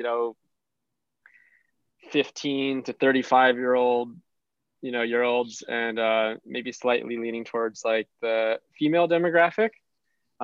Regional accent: Hawaii, United States; we're from Hawaii

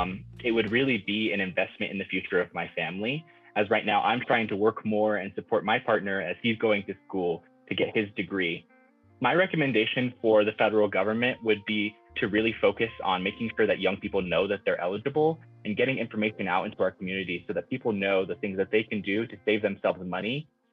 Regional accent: Farmington, New Mexico, United States; now in Albuquerque, United States; I'm 24 years old and I'm Nuevo Mexicano Chicano. I'm originally from Farmington, New Mexico, but I live now in Albuquerque

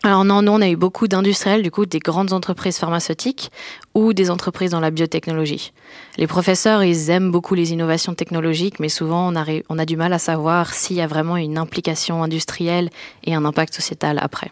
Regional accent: France; moved away as an adult; also born or lived in Lausanne, Switzerland / Boston, United States; now in Switzerland; je suis française d'origine et je suis venue à l'EPFL pour faire des études

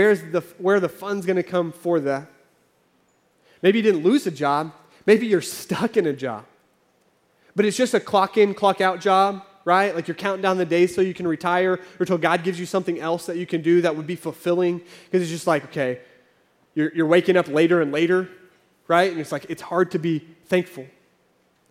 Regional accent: Oklahoma, United States; moved away as an adult; also born or lived in California; I grew up in Oklahoma. We lived in California for a few years.

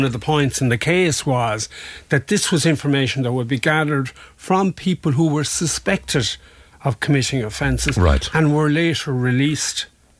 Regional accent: Ireland; a national being an Irish court, because obviously we're part of the EU, we still are anyway, but we're part of the EU

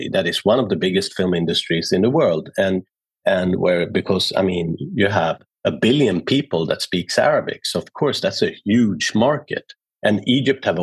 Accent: Sweden; I was born in Sweden, but being born in Sweden in the early 70s was complicated as a son of an immigrant

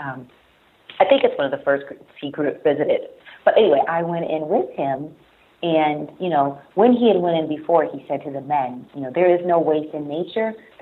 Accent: Farrell, Pennsylvania, United States; moved away; my hometown of Farrell, Pennsylvania

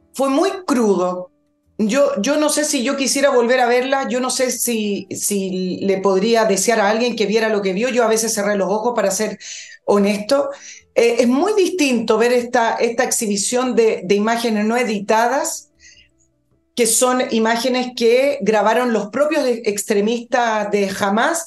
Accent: Chile; somos los chilenos

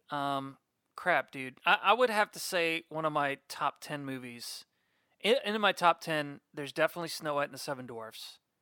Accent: Orlando, Florida, United States; right here, born and raised

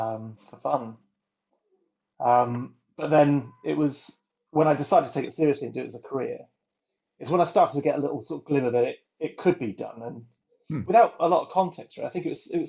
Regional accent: North Wales, United Kingdom; moved away; I'm from North Wales originally, which is a very rural landscape

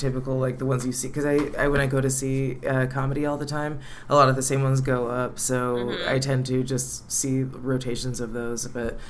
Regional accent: California, United States; Yeah, I'm from California.

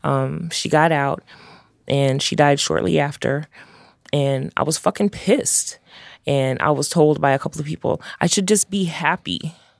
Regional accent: Chicago, Illinois, United States; growing up in uptown, growing up in Chicago

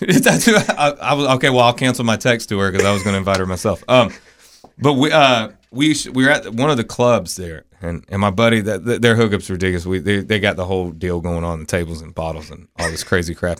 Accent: Florida, United States; I'm from Florida

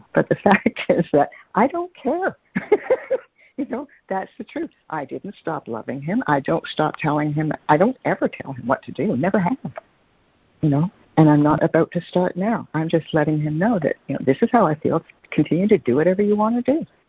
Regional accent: Toronto, Ontario, Canada; I grew up in Toronto

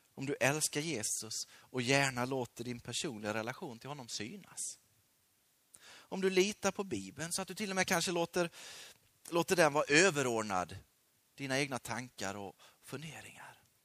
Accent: Sweden; also born or lived in Peru; Sveriges folk, mitt land

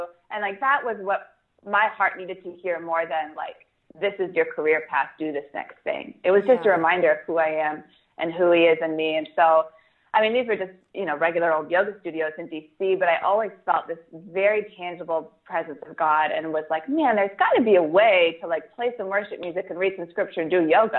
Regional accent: New York City, New York, United States; my hometown here of New York City last spring. So I live in New York.

